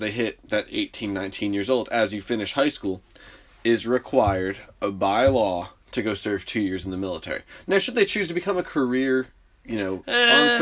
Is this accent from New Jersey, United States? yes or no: yes; New Jersey, United States; I grew up in North Jersey